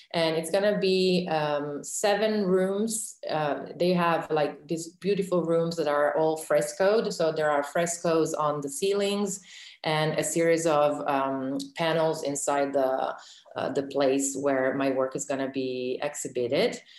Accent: Reggio Emilia, Emilia-Romagna, Italy; in Reggio Emilia, which is my hometown

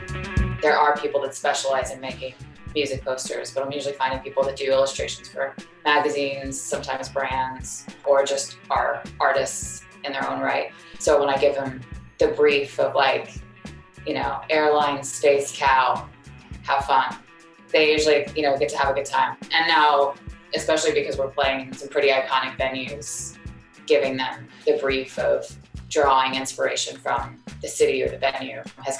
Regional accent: Houston, Texas, United States; it's because we're from Houston, which is a space city. That's just who we are and where we're from.

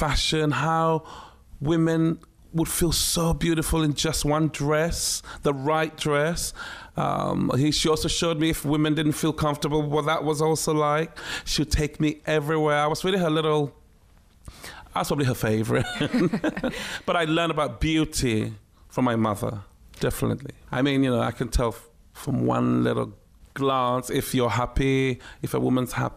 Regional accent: Ghana; also born or lived in Takoradi / Accra / Tema; It was a very surreal life growing up in Ghana, but on a military base

